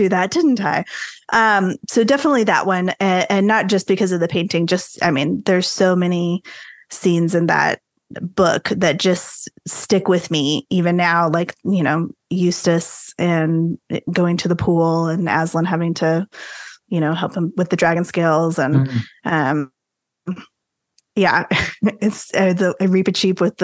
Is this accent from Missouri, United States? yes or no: no; San Antonio, Texas, United States; also born or lived in Arlington, Texas; I grew up here in San Antonio, Texas, which is where I still live